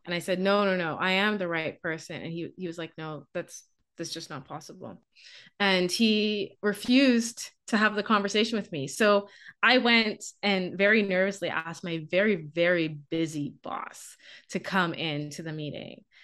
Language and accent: English; Bahamas; moved away as an adult; also born or lived in Canada; I'm from the Bahamas.